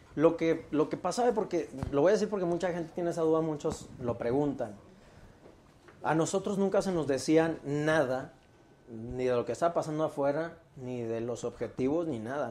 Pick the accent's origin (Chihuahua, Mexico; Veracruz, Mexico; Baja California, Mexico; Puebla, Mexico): Baja California, Mexico; Mexicali; moved away as an adult; now in Mexico City, Mexico; Yo nací en Mexicali y, y llegué acá hace 17 años.